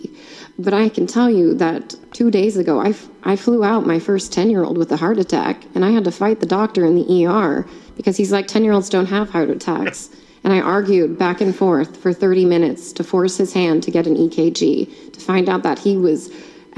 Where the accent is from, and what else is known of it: United States